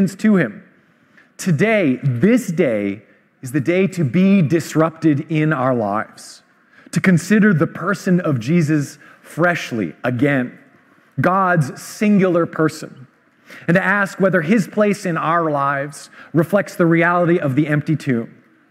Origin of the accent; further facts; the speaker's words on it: Vancouver, British Columbia, Canada; I grew up in Vancouver